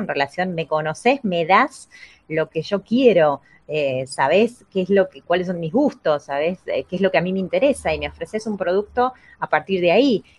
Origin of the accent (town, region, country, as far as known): Argentina